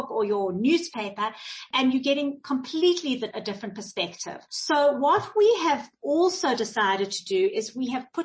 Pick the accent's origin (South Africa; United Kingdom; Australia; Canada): South Africa; us as South Africans and us as South African Jews